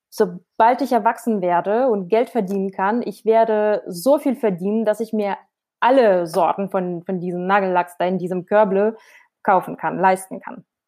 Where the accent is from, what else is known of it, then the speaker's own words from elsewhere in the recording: Krasnodar Krai, Russia; German is a second language; moved away as an adult; now in Essen, Germany; Ich komme aus dem Süden Russlands, aus Krasnodar-Region, liegt in der Nähe vom Schma Schwarzen Meer